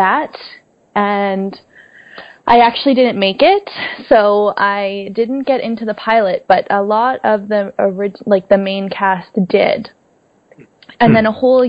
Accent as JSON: {"language": "English", "town": "Pickering", "region": "Ontario", "country": "Canada", "said": "I'm from Pickering, Ontario, which is east of Toronto"}